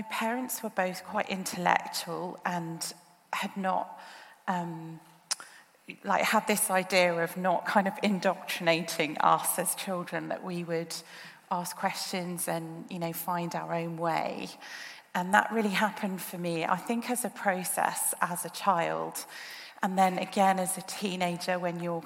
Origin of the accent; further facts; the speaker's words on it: Birmingham, West Midlands, United Kingdom; moved away as an adult; also born or lived in Australia; now in Oxford, United Kingdom; moved back to the UK when I was young, and I grew up most of my childhood in Birmingham